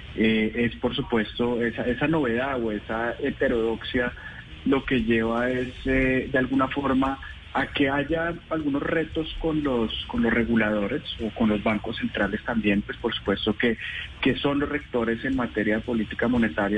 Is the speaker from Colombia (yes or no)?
yes; Colombia; como colombianos